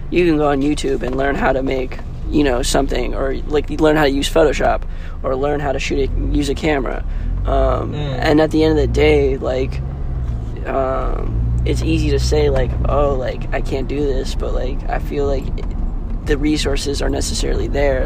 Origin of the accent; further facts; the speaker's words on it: Kailua, Hawaii, United States; now in Los Angeles, United States; I'm from Kailua, Hawaii, which is on Oahu. It's a little small town, um, and I'm out here